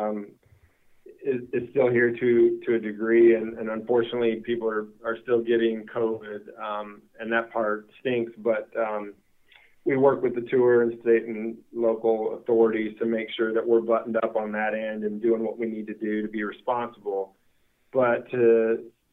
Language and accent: English; Kansas, United States; where I grew up in Kansas.